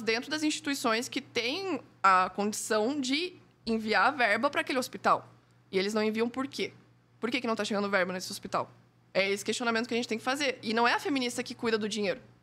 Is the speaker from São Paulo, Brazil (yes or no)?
no; Joinville, Santa Catarina, Brazil; Eu sou de Joinville